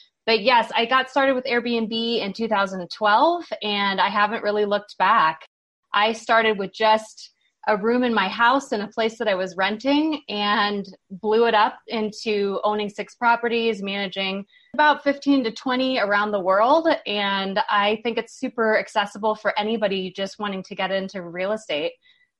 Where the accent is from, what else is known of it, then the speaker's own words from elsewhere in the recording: Hawaii, United States; now in Boulder, United States; I grew up in Hawaii, which is not really an entrepreneurial market.